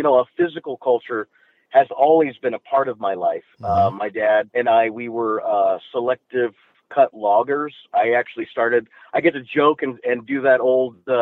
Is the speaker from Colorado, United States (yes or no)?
yes; the mountains of Colorado, United States; I grew up in a little bitty trailer park up in the mountains of Colorado